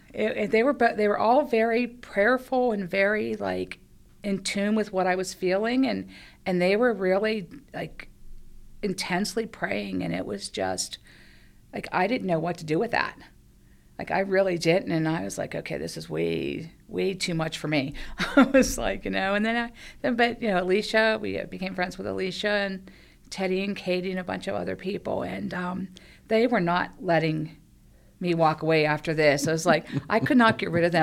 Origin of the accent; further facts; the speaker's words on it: Penn Hills, Pennsylvania, United States; lived in, um, Penn Hills all my life